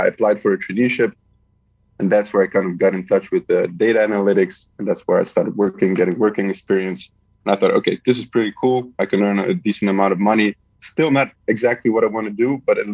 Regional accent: Netherlands; also born or lived in Belgrade, Serbia; my parents moved to Holland. And I had a pretty chill childhood. I mean, everything was okay in Holland

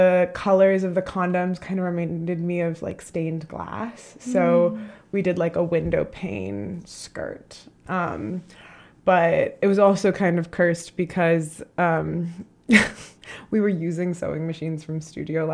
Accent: Chicago, Illinois, United States; I'm from Chicago

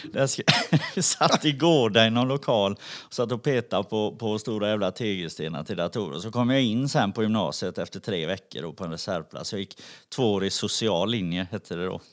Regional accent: Gothenburg, Västra Götaland, Sweden; jag är uppvuxen i Backa på Hisingen

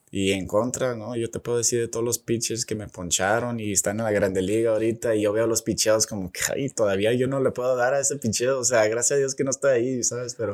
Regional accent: Mexico; Y pues ahí empecé la plática que pues que sí soy mexicano, bueno, pocho, pero o sea, sí puedo jugar como mexicano

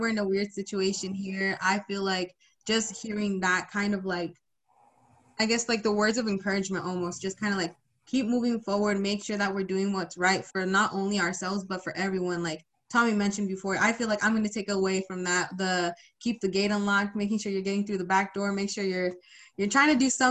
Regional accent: Sunnyside, Washington, United States; I come from Sunnyside, Washington

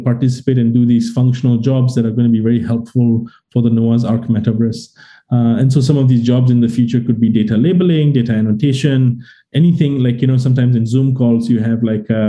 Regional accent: Singapore; I'm Singaporean

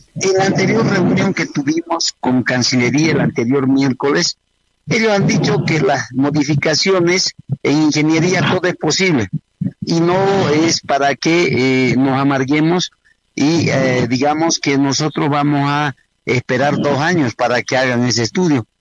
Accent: Beni, Bolivia; Yo soy del Beni

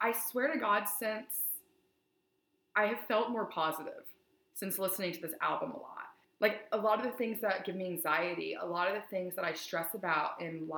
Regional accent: East Tennessee, United States; I'm from East Tennessee

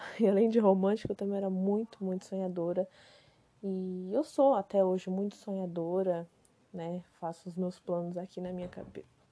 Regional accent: Macaíba, Rio Grande do Norte, Brazil; moved away; Eu nasci no Rio Grande do Norte, né, numa cidadezinha chamada Macaíba

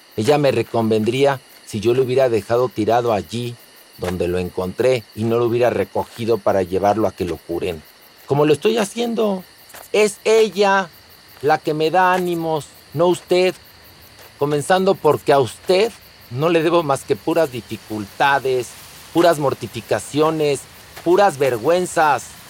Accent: Mexico; soy mexicano

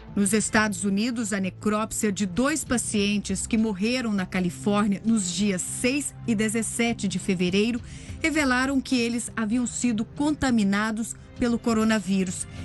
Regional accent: Brazil; nós brasileiros

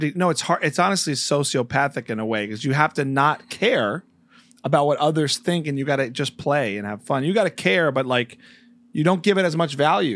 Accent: New Jersey, United States; also born or lived in New York; I'm from the New Jersey

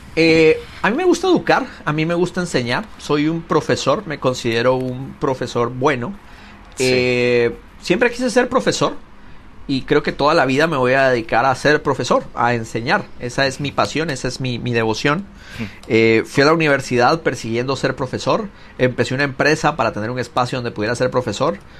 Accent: Guatemala City, Guatemala Department, Guatemala; now in California, United States; yo crecí, fue criado en, Ciudad de Guatemala

